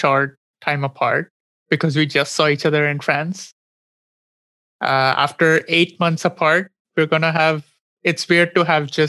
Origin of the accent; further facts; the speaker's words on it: India; English is a second language; moved away as an adult; now in Montreal, Canada; Well, I'm from India